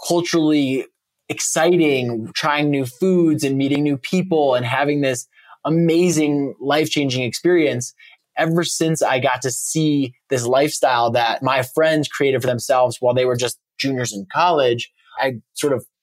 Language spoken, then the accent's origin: English; suburb just north of Chicago, Illinois, United States; moved away; I grew up in a nice little suburban cul-de-sac in a suburb just north of Chicago.